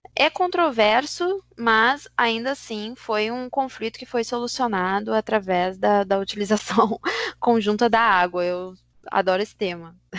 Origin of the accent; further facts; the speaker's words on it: Brazil; para a gente, enquanto brasileiros